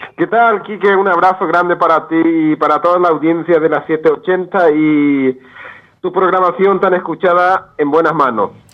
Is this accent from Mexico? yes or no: no; Paraguay; moved away as an adult; also born or lived in Manitoba, Canada / Europe; now in Alberta, Canada; yo vengo del campesino de la, del Paraguay profundo, eh, nací en el campo, soy del campo